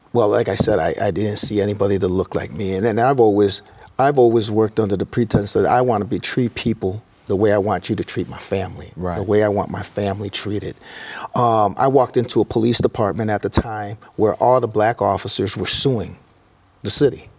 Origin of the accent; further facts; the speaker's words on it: Elgin, Illinois, United States; now in Peoria, United States; I grew up in Elgin, Elgin, Illinois